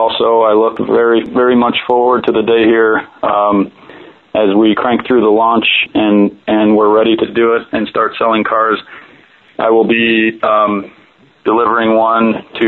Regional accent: New Mexico, United States; moved away as an adult; also born or lived in Detroit, Michigan; from the time I was a little kid, growing up in New Mexico

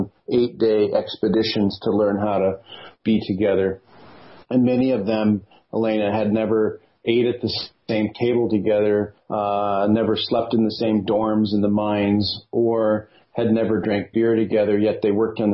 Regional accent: the Midwest of U.S., United States; me as a white guy growing up in the Midwest of U.S.

